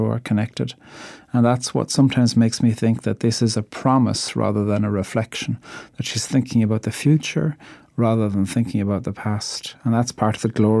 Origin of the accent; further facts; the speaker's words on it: Ireland; I'm an Irish poet